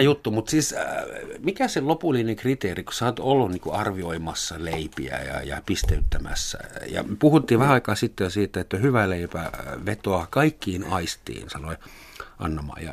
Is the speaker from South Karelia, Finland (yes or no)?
no; Helsinki, Uusimaa, Finland; oon stadilainen